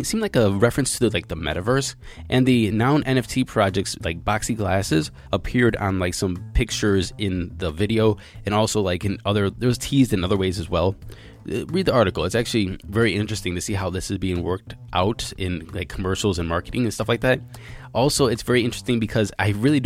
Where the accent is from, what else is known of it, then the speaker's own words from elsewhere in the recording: United States; I'm American